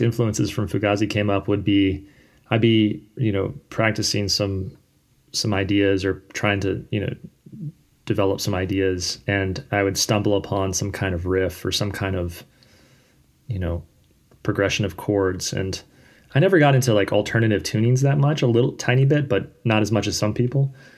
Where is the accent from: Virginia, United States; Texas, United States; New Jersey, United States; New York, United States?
Virginia, United States; Fredericksburg; also born or lived in Richmond, Virginia; I moved from Richmond up to a town called Fredericksburg when I was in middle school